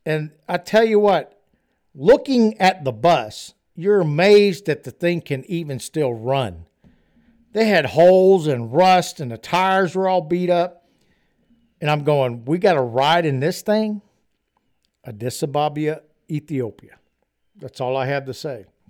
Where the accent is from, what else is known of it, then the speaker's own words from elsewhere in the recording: Louisiana, United States; accent: Cajun; I grew up in the great country of Louisiana